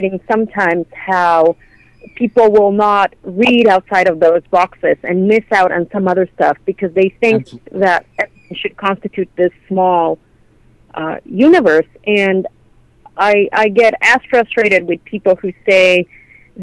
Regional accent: Mexico; moved away as an adult; now in Canada; I'm Mexican, right? And I grew up in Mexico. I didn't move to Canada until I was an adult

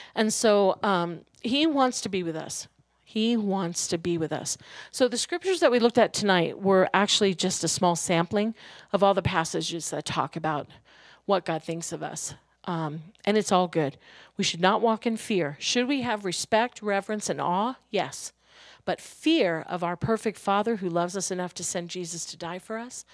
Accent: New York, United States; when I was growing up in New York

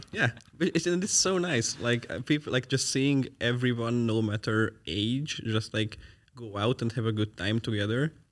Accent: Hungary; now in Netherlands; I'm from Hungary.

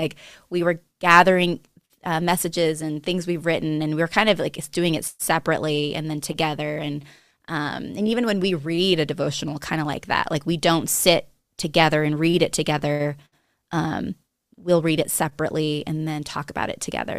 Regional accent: Monterey, California, United States; moved away as an adult; also born or lived in New Mexico; now in Montana, United States; I was, uh, born and raised in Monterey, California

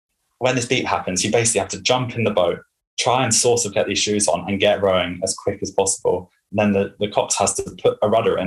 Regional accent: Henley-on-Thames, South East England, United Kingdom; It's my hometown or home area

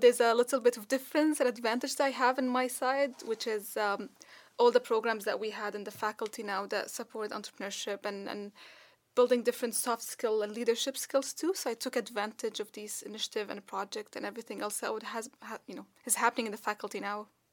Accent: Dubai, United Arab Emirates; moved away; I grew up in Dubai

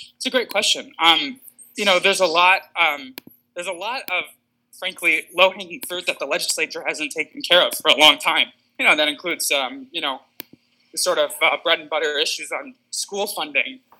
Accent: West Bloomfield Township, Michigan, United States; my hometown, I'm from West Bloomfield Township

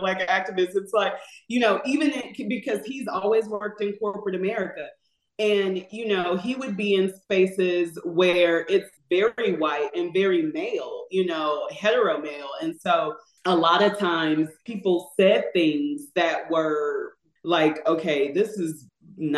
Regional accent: St. Louis, Missouri, United States; we're from the Midwest. St. Louis is where we are from

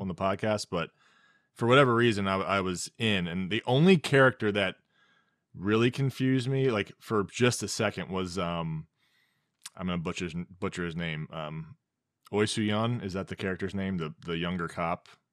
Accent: United States; being an American

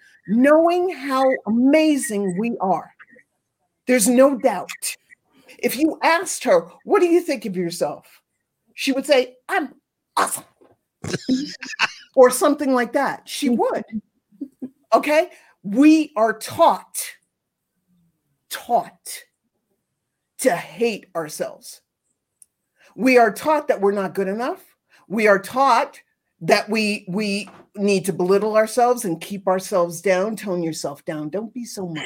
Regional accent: New York City, New York, United States; I grew up in New York City, not Brooklyn, the island of Manhattan.

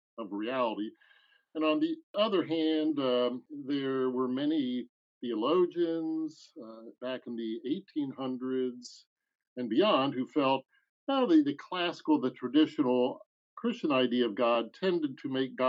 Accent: Bethlehem, Pennsylvania, United States; now in Fayetteville, United States; born in Bethlehem

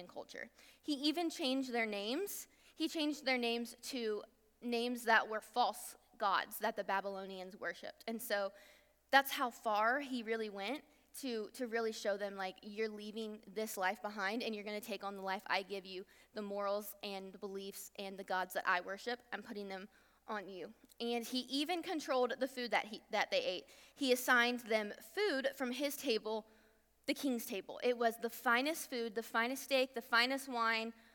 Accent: Virginia, United States; now in Texas, United States; I'm not from Texas, I'm from Virginia

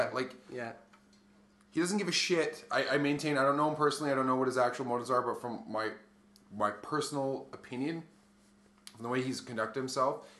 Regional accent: Canada; I'm just proud I'm Canadian

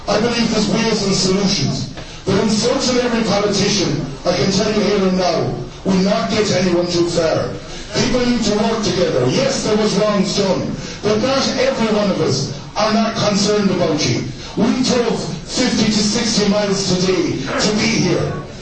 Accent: Ireland; I'm an Irishman. I try and help Irish people from that side to that side

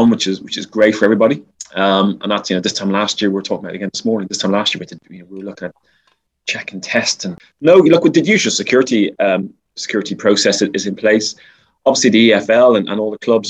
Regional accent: Dublin, Leinster, Ireland; moved away; I grew up in Dublin

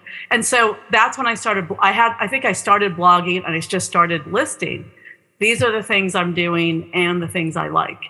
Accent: Southern California, United States; I'm from Southern California

